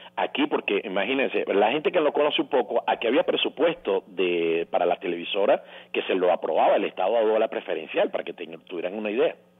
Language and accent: Spanish; Venezuela; nosotros como cultura, no, como venezolanos, somos de hábito de televisión